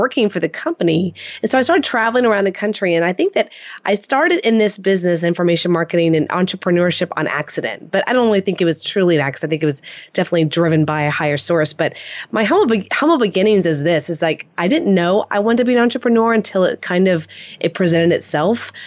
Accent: Houston, Texas, United States; born and raised in Houston, Texas

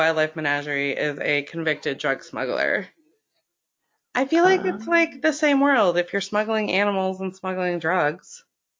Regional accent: Florida, United States; moved away; also born or lived in Maine; Florida shaped my adolescence.

